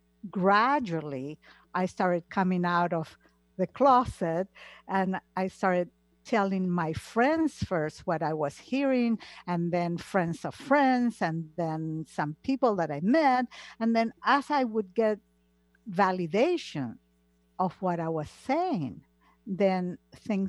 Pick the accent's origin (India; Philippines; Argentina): Argentina; moved away; I come from Argentina, and Argentina is a very old-fashioned country, like Italy